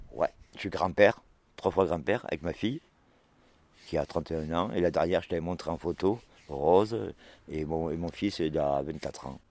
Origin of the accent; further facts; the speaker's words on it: Cantal, Auvergne-Rhône-Alpes, France; je suis né dans le Cantal